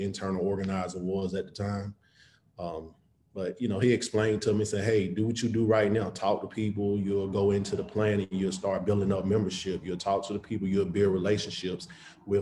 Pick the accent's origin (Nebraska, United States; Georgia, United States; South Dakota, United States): Georgia, United States; Atlanta; also born or lived in Western Michigan; I came back to Atlanta from Western Michigan